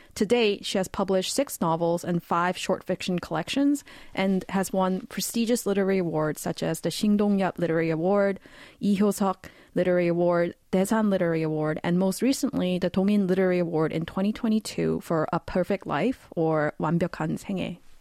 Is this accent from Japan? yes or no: no; Vancouver, British Columbia, Canada; moved away as an adult; now in South Korea; I'll actually be moving back to my hometown of Vancouver, Canada after eleven years in Korea